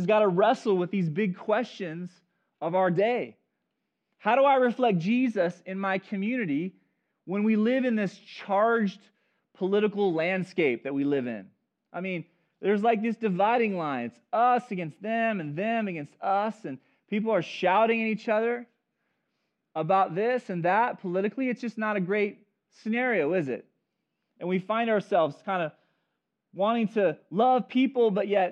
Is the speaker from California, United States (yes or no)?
yes; Chico, California, United States; I grew up in Chico area